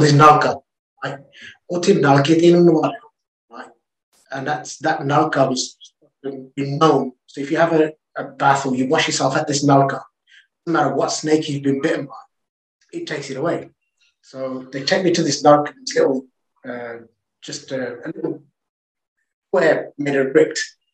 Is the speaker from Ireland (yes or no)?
no; England, United Kingdom; I'm from England